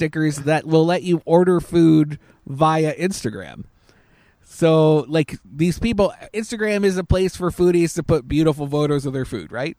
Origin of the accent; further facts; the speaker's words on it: Canada; I was thinking maybe it was because I'm Canadian.